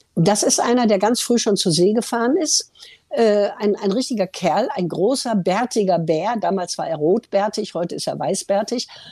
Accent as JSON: {"language": "German", "area": "Ruhr area", "region": "North Rhine-Westphalia", "country": "Germany", "tie": "born or raised there", "said": "weil das war meine Heimat"}